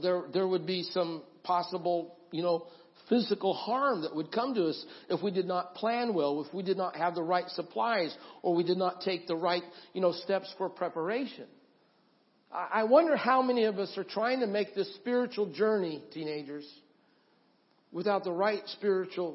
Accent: Idaho, United States; I grew up in Idaho, and I've been around the mountains

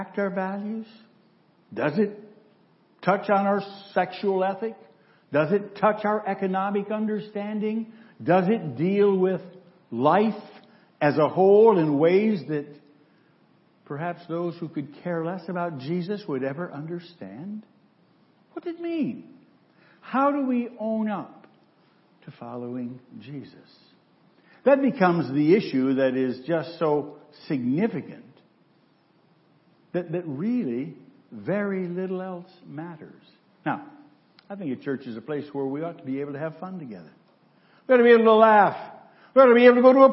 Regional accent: Central Michigan, United States; a boy growing up in Central Michigan

